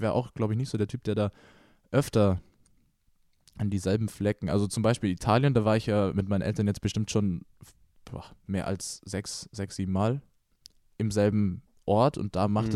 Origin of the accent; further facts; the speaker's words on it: Ingolstadt, Bavaria, Germany; war ich damals in einem Pflegeheim bei uns in Ingolstadt